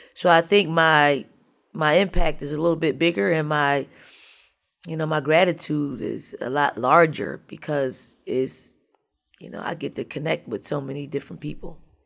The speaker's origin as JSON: {"language": "English", "town": "Philadelphia", "region": "Pennsylvania", "country": "United States", "moved": "as an adult", "lives_now": "South Carolina, United States", "said": "I, I am from North, I'm from the projects of North Philly."}